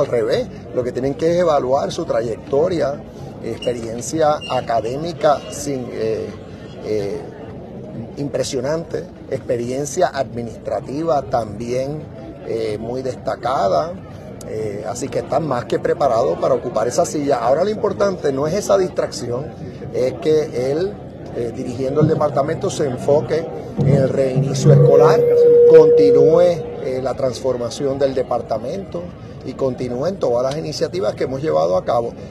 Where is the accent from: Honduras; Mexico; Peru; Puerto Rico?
Puerto Rico; somos bendecidos porque la bandera americana ondea en nuestra tierra